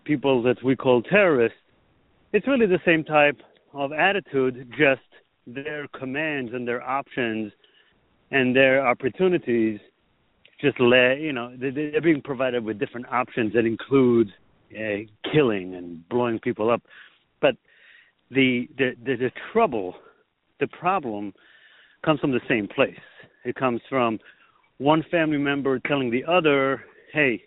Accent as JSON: {"language": "English", "country": "Israel", "tie": "born or raised there", "said": "I was born in Israel and I grew up in a very religious Orthodox society"}